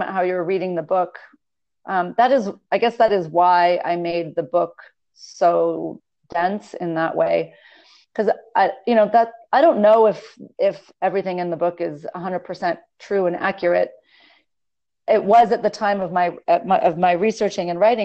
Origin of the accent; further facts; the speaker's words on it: Los Angeles, California, United States; now in Las Vegas, United States; I grew up in Los Angeles on the beach